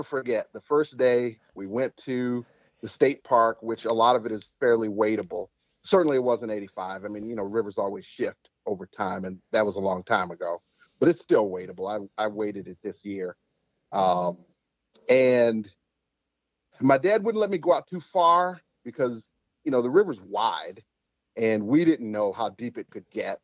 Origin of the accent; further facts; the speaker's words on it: Chicago, Illinois, United States; also born or lived in Alabama; I'm actually from Alabama, but I was raised in Chicago. I've been here since I was two